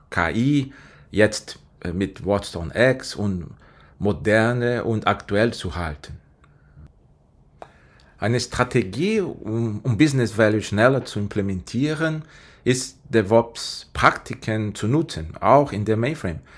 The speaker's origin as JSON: {"language": "German", "country": "Brazil", "second_language": "German", "said": "Äh, ich komme ursprünglich aus Brasilien, ich bin bei IBM seit 13 Jahren."}